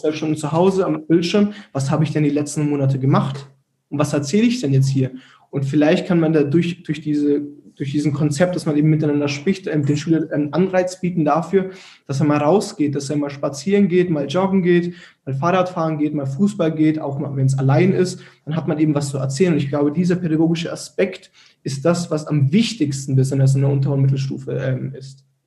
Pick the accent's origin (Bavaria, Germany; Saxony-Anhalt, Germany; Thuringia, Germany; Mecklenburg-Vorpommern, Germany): Bavaria, Germany; Erlangen; bei uns in Erlangen